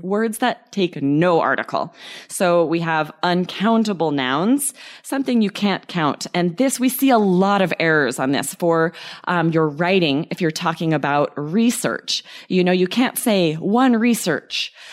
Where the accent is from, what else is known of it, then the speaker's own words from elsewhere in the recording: Idaho, United States; we had pets growing up in Idaho